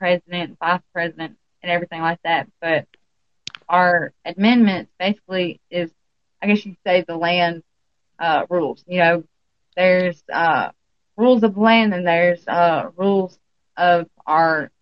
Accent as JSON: {"language": "English", "region": "Alabama", "country": "United States", "accent": "country", "said": "I am actually from Alabama, if you can't tell from my country accent"}